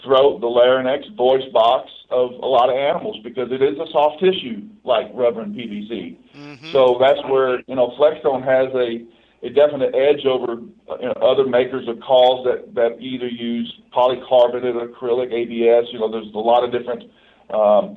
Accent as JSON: {"language": "English", "town": "Boonville", "region": "Missouri", "country": "United States", "tie": "born or raised there", "said": "I grew up in Boonville, Missouri, which is in central Missouri, on the bluffs of the Missouri River"}